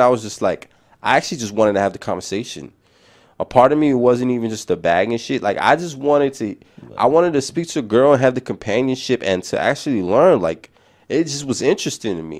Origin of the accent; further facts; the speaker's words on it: New York City, New York, United States; accent: New York City; my city accent just to smooth talking fast, New York City shit